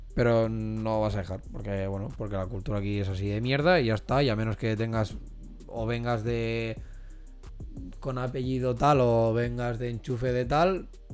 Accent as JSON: {"language": "Spanish", "country": "Spain", "said": "nosotros como españoles"}